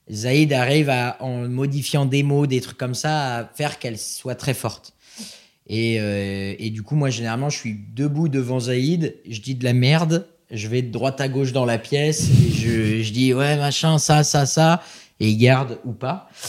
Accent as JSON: {"language": "French", "region": "Geneva", "country": "Switzerland", "said": "Donc c'est vrai que moi Montreux je connais pas parce que je viens"}